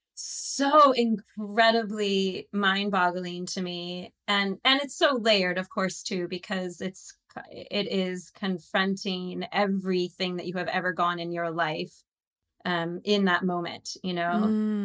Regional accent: Santa Barbara, California, United States; moved away as an adult; also born or lived in Waukesha, Wisconsin / San Diego / New York / Los Angeles; originally, I was born in Wisconsin. I was born in Waukesha, Wisconsin. And at the age of about just about eight, uh, I uh, took the train for three days to California, to Santa Barbara. And I was raised for the most part in Santa Barbara

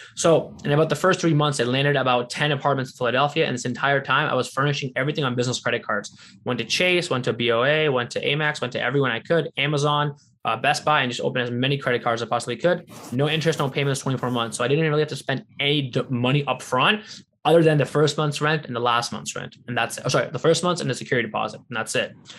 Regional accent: Windsor, Ontario, Canada; my hometown of Windsor, Ontario.

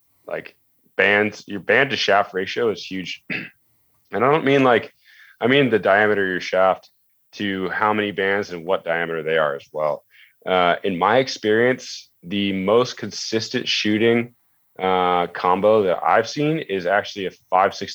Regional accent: United States; being American

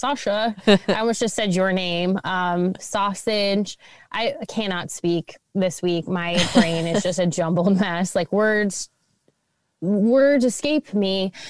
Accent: Midwest, United States; we are from the Midwest and that is what Midwesterners do, is we talk about the weather.

